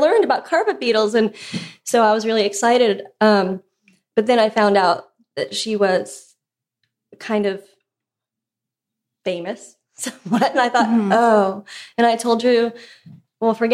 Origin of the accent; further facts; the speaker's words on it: Pennsylvania, United States; moved away as an adult; now in Nashville, United States; we're from Pennsylvania originally